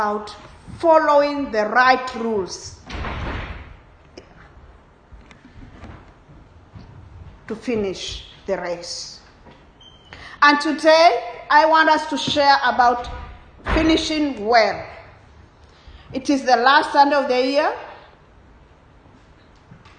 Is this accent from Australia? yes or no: no; Kenya; I come from Kenya, and Kenyans are known for running